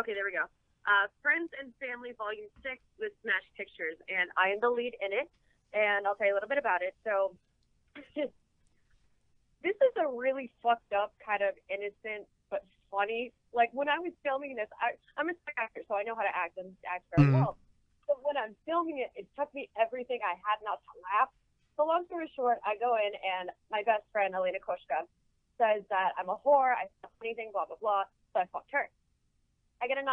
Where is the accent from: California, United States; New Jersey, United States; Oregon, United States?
California, United States; El Centro; El Centro, California, which is right on the border of Mexico